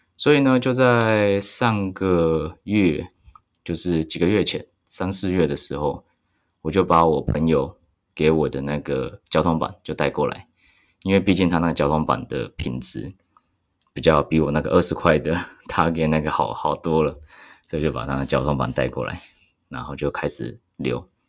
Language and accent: Chinese; Taichung, Taiwan; 我是台中人